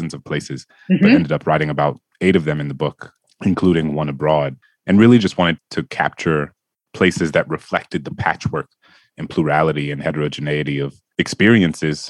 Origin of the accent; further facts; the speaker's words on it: New Orleans, Louisiana, United States; New Orleans, my hometown